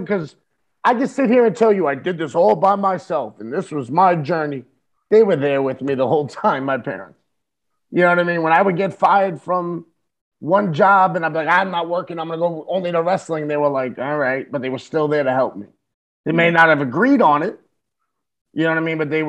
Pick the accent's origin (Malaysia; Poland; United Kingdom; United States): United States; New York City, New York; I'm an Irish Puerto Rican Catholic from the Bronx